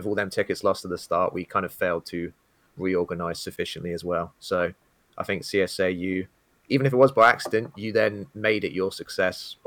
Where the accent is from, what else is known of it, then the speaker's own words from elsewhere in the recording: United Kingdom; being British and my accent